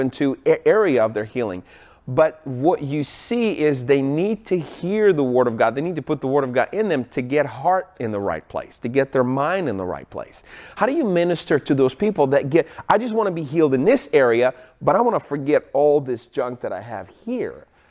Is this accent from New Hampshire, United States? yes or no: no; Seattle, Washington, United States; I'm from Seattle